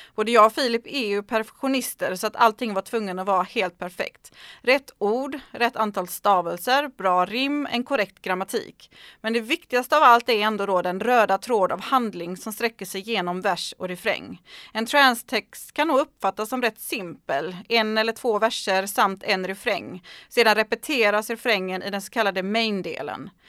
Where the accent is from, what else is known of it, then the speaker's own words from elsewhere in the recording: Sweden; Hemma i Sverige